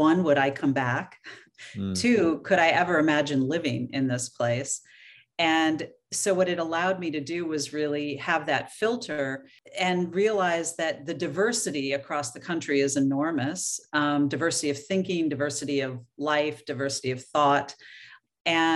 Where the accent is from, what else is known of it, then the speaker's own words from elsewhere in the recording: Oregon, United States; moved away; I was born and raised in Oregon, so that always feels like going home